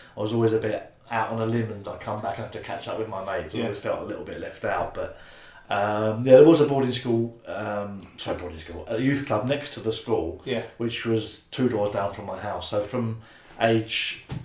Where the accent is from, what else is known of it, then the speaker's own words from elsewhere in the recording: Brightlingsea, East of England, United Kingdom; moved away as an adult; also born or lived in Tunbridge Wells, Kent / Tollesbury, Essex / Colchester; by the time I was 7, Brightlingsea, a small town near Colchester on the coast, and I lived there till I was early 20s